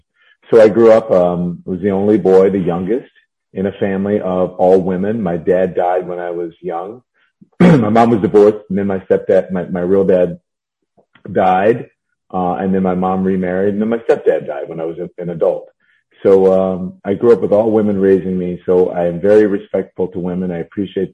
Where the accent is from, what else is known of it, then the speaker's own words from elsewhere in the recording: Louisiana, United States; I grew up in Louisiana